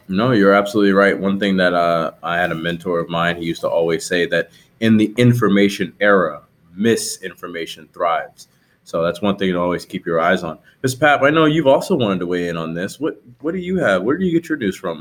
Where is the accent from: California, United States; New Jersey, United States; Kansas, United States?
New Jersey, United States; I grew up in New Jersey